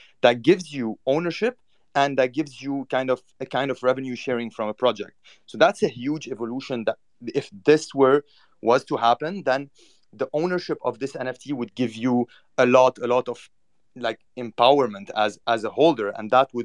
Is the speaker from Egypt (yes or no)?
no; Cyprus; now in New York, United States; I was born in Cyprus